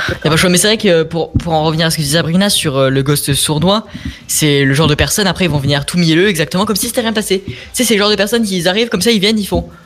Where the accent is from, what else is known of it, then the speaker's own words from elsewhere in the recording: Lyon, Auvergne-Rhône-Alpes, France; je suis de Lyon